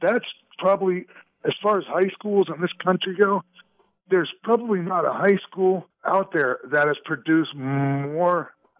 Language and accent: English; St. Petersburg, Florida, United States; also born or lived in Robbinsdale, Minnesota; Actually, I grew up mainly in St. Pete, Florida